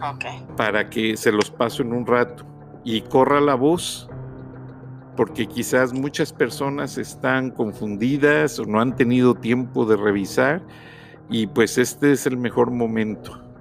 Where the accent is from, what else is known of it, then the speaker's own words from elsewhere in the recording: Mexico; somos mexicanos